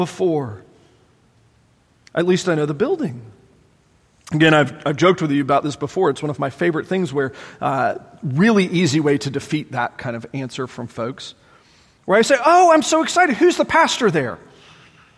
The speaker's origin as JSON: {"language": "English", "town": "Charlotte", "region": "North Carolina", "country": "United States", "tie": "born or raised there", "said": "growing up in the Charlotte area, man, everybody was a Christian"}